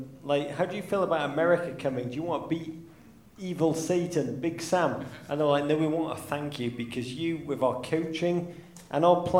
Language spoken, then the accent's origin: English; England, United Kingdom; now in United States; as English people